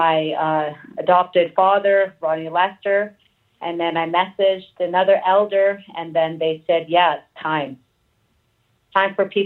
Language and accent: English; Lillooet, British Columbia, Canada; I'm from the Central Ontario, British Columbia, the small town called Lillooet